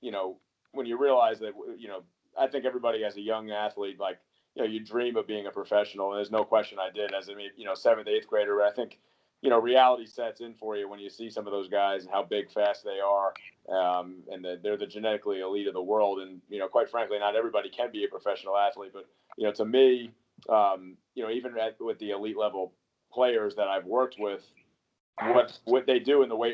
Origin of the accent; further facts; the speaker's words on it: New York, United States; moved away as an adult; also born or lived in Iowa / Amherst, Massachusetts / Fort Bragg, North Carolina; now in Long Island, United States; I'm actually from New York, but I started my career at the University of Iowa